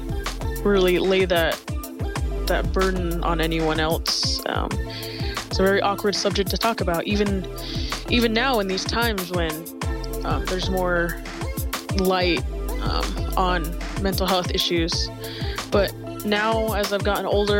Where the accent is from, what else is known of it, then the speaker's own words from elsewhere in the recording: Riverton, Wyoming, United States; I am 17 years old, and I am from Riverton, Wyoming.